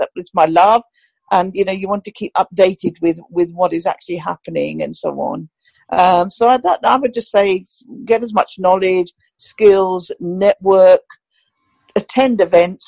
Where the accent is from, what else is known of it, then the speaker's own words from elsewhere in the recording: Pakistan; now in United Kingdom; I still call it my home country because that's my country of birth